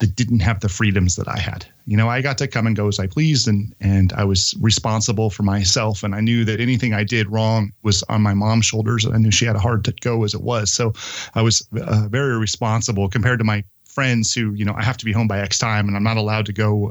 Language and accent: English; Santa Cruz, California, United States; I was born and raised here in Santa Cruz, California, to a single mom working at Lipton Tea